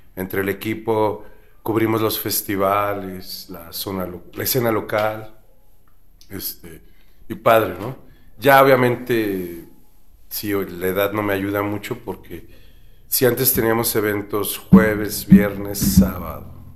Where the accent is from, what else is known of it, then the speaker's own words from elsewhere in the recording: Mexico City, Mexico; yo nací en la Ciudad de México